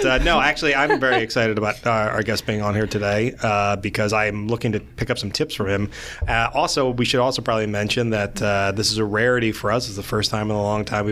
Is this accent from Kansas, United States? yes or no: no; Woodstown, New Jersey, United States; now in Glassboro, United States; I live in Glassboro now, but I grew up in the Woodstown area with a lot of family in that general vicinity